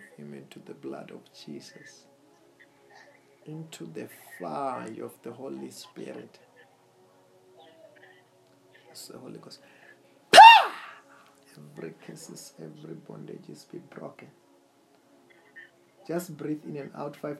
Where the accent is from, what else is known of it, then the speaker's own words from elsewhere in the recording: Venda, Limpopo, South Africa; I'm also from somewhere there in Limpopo, Venda.